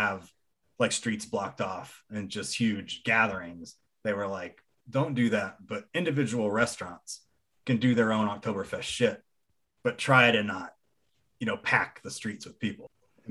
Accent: Columbia, South Carolina, United States; They're from my hometown.

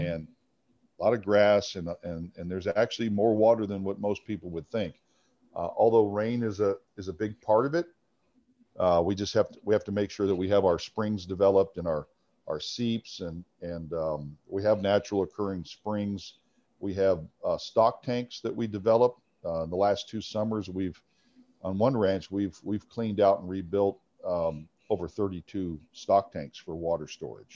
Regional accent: Arizona, United States; I grew up in Arizona

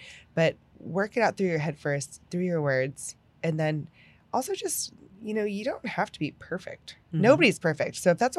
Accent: Pennsylvania, United States; moved away; I'm from Pennsylvania.

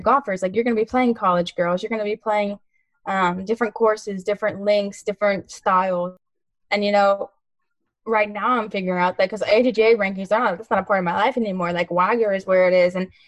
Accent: Texas, United States; I'm from Texas

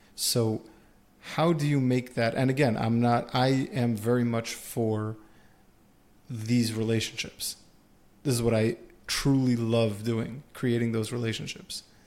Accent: United States; we're all from America here

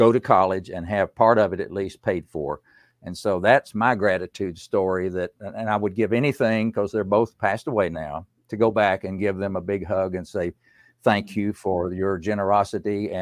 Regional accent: Unicoi County, East Tennessee, United States; I grew up in East Tennessee in a very poor part of the country in Unicoi County

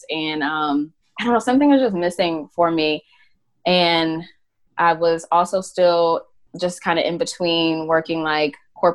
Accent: Atlanta, Georgia, United States; I'm from Atlanta, even though I wasn't born there

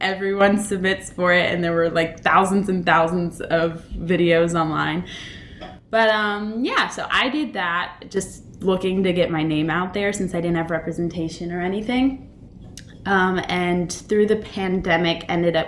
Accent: Abingdon, Virginia, United States; moved away; I was born in Abingdon. And my parents were working at Emory and Henry. And I basically, when they were working, I was with my grandma who lived in Abingdon

